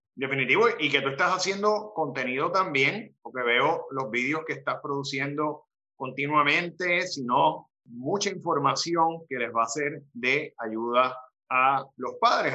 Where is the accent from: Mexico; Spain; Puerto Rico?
Puerto Rico; Arecibo; Ese es mi pueblo, así que pueden ir allá a Arecibo